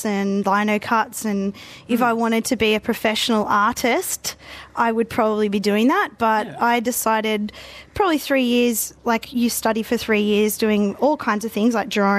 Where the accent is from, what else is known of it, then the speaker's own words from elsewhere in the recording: Mudgee, New South Wales, Australia; now in Newcastle, Australia; I grew up in Mudgee where my family ran a business